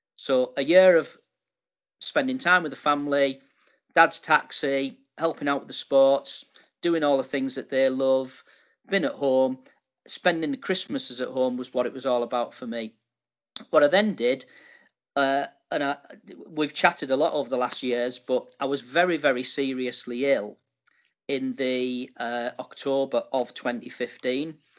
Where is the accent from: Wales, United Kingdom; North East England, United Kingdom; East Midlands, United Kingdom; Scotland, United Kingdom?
North East England, United Kingdom; Middlesbrough; also born or lived in Dubai; now in York, United Kingdom; I, was born and bred in Middlesbrough